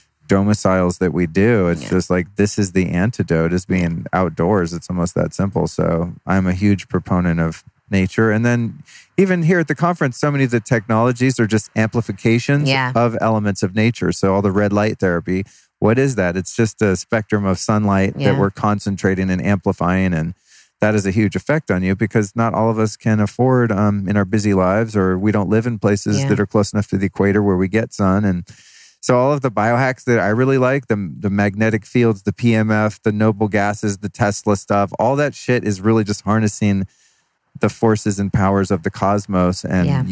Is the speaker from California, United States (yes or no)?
yes; Sebastopol, California, United States; moved away as an adult; also born or lived in Colorado / Idaho; now in Los Angeles, United States; I grew up in Sebastopol and Sonoma County